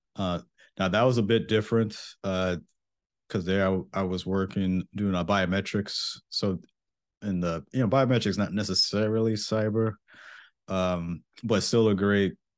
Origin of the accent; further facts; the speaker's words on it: Mount Vernon, New York, United States; moved away as an adult; I am from Mount Vernon, New York